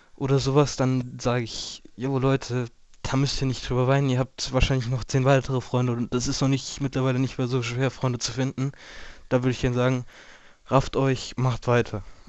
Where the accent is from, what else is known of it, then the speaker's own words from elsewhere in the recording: Geisenheim, Hesse, Germany; ich komme aus Geisenheim am Rhein